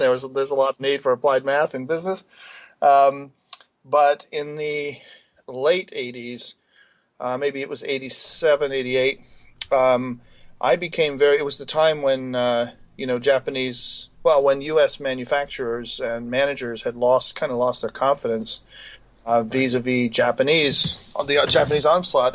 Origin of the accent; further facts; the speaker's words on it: Scotland, United Kingdom; moved away as an adult; also born or lived in Cambridge / Baltimore; now in United States; I grew up in Scotland